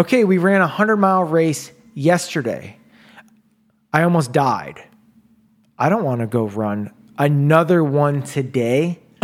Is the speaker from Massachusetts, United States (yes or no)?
no; Chicago, Illinois, United States; moved away; I'm from Chicago